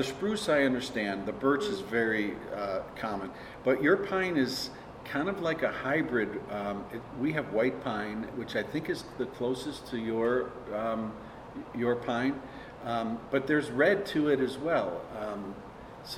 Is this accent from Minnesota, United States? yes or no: yes; Minnesota, United States; my home state, Minnesota